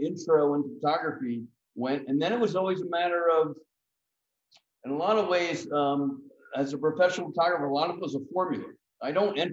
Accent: United States; as an American

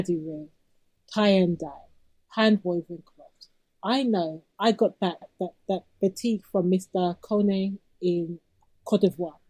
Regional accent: United Kingdom; I'm a British-born black girl

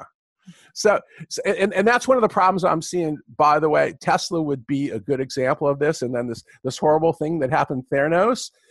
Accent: California, United States; also born or lived in Michigan; I'm a Californian

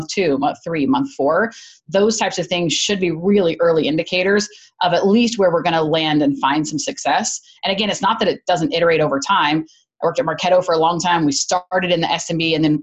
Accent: Chattanooga, Tennessee, United States; moved away as an adult; also born or lived in Georgia; I grew up in Chattanooga

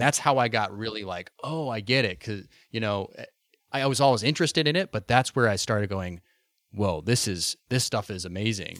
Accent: Boise, Idaho, United States; moved away; I grew up in Boise, Idaho originally

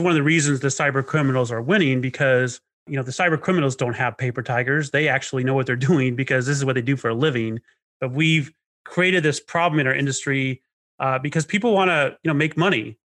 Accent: Knoxville, Arkansas, United States; also born or lived in Inland Empire, California; my childhood was pretty rough, you know, especially in Arkansas

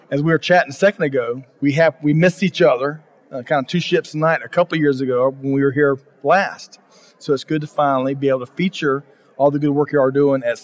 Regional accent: Norwell, Massachusetts, United States; I grew up in Norwell, Massachusetts.

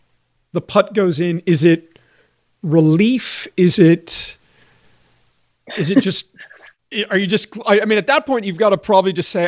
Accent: Johannesburg, Gauteng, South Africa; I'm from Johannesburg. I'm a member at the same club that she's a member at.

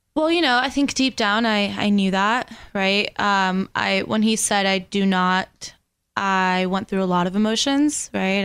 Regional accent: West Palm Beach, Florida, United States; first language Spanish; English is a second language; also born or lived in Venezuela; grew up in West Palm Beach

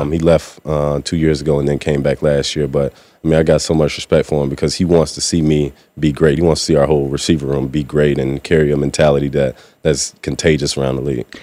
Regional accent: Mississippi, United States; moved away as an adult; now in Seattle, United States; coming from the South, I mean, I went to high school and college in, in Mississippi

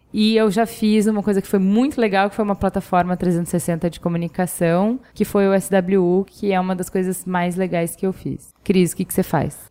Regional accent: Porto Alegre, Rio Grande do Sul, Brazil; now in São Paulo, Brazil; a minha formação foi em Porto Alegre. Então, assim, eu fui para Porto Alegre com cinco anos

